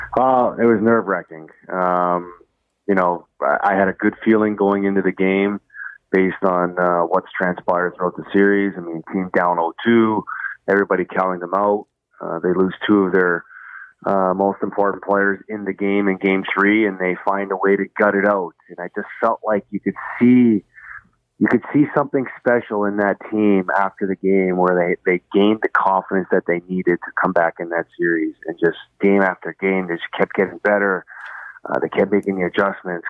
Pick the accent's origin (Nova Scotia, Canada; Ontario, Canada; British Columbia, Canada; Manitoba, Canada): Ontario, Canada; Toronto; I'm from Toronto